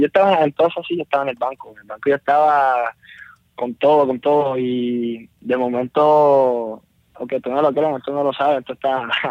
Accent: Bayamón, Puerto Rico; porque soy de Bayamón

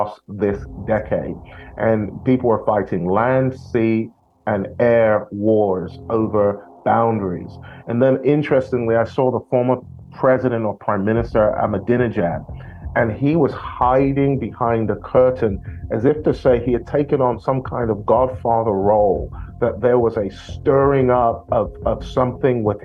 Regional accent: London, United Kingdom; I'm from London

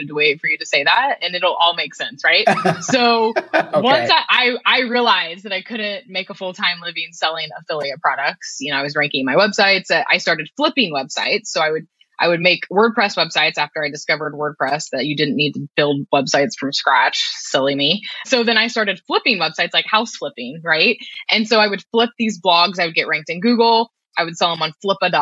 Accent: Kansas, United States; I'm from Kansas originally

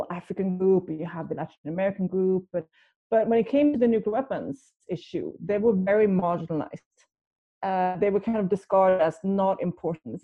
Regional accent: outside Gothenburg, Västra Götaland, Sweden; I grew up in Sweden, outside Gothenburg

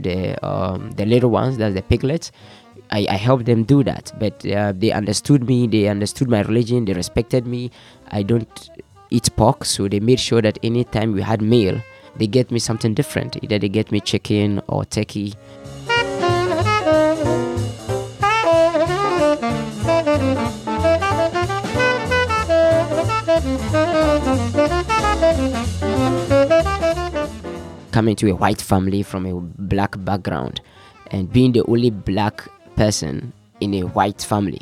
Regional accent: Tamale, Northern Region, Ghana; also born or lived in Austin, Minnesota; I'm from Ghana. I'm from Tamale, the northern part of Ghana

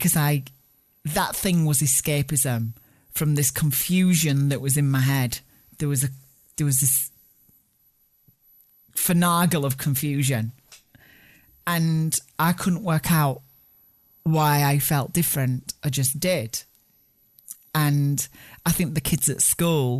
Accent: Barnsley, Yorkshire and the Humber, United Kingdom; I grew up in Barnsley in the north of England, and on a working class post-war council estate

